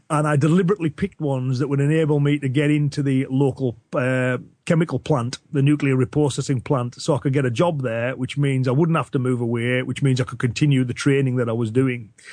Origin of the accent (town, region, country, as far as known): Cumbria, North West England, United Kingdom; accent: Cumbrian